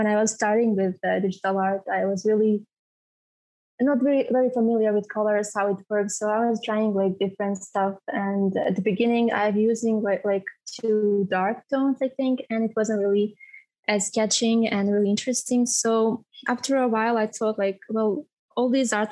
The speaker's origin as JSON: {"language": "English", "country": "Bosnia & Herzegovina", "said": "I'm from Bosnia and Herzegovina"}